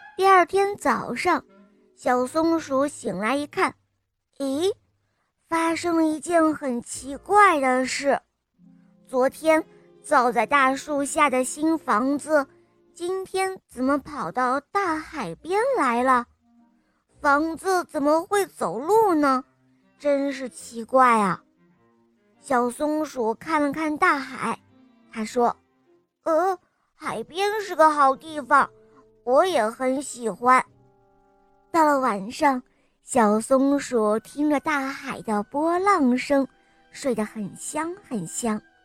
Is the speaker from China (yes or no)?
yes; Hangzhou, Zhejiang, China; 我三岁半，我来自杭州。